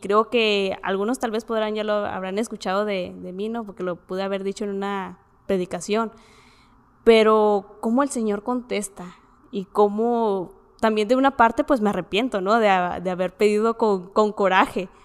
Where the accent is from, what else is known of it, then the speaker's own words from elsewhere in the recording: Ciudad Juárez, Chihuahua, Mexico; soy de aquí de Ciudad Juárez